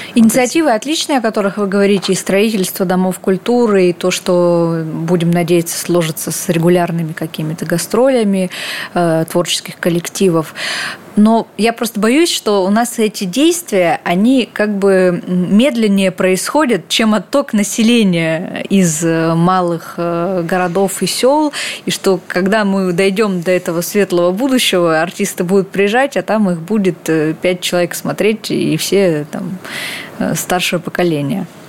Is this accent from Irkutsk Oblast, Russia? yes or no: no; Vladivostok, Primorsky Krai, Russia; родилась во Владивостоке, это, конечно, не село и не маленький город, вполне себе большой, но регулярно в моем детстве мы ходили в театр имени Горького